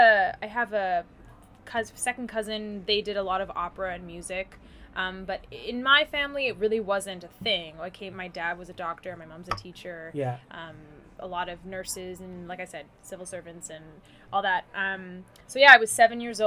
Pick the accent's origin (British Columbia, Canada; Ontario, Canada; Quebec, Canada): British Columbia, Canada; Vancouver; also born or lived in New York / Los Angeles; now in Toronto, Canada; Born and bred in Vancouver. Yes. Fifth generation Vancouverite